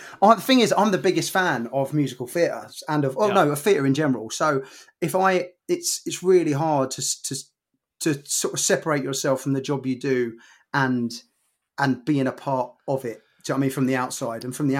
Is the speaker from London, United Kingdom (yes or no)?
no; Bognor Regis, South East England, United Kingdom; also born or lived in Bromley; born in Bromley, but I grew up in Bognor Regis.